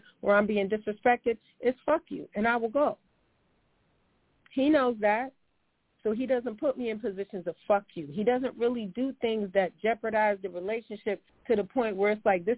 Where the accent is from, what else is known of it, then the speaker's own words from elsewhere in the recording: New York, United States; also born or lived in California; I'm a New Yorker, I'm a New York girl